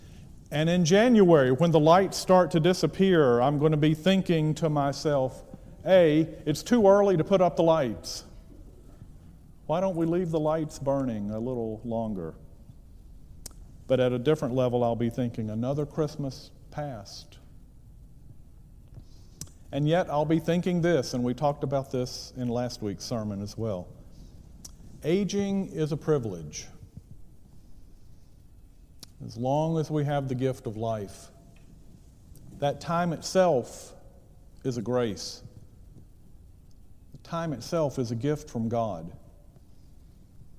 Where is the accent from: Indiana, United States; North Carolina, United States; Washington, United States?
North Carolina, United States; Gaston County; moved away as an adult; also born or lived in Tennessee; now in Cleveland, Tennessee, United States; I'm from Gaston County, North Carolina, which is used to be a textile community outside of Charlotte. In Gaston County, my home county